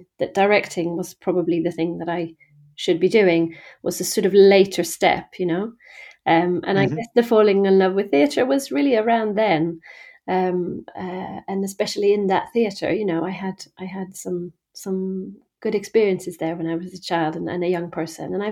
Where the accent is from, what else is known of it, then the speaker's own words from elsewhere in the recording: just outside Malmö, Skåne, Sweden; moved away as an adult; now in Stratford-upon-Avon, United Kingdom; I'm from Sweden. Mm-hmm. So I grew up in the countryside in the south of Sweden, just outside Malmö.